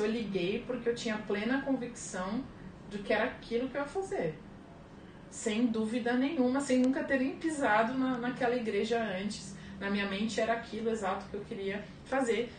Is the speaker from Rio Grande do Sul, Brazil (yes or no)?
no; São Vicente, São Paulo, Brazil; also born or lived in Santos; Eu nasci em Santos, né, mas a minha família toda na época morava em São Vicente